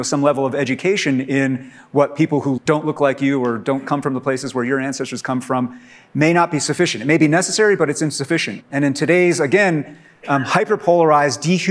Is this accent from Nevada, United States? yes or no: no; Poughkeepsie, New York, United States; I'm from Poughkeepsie.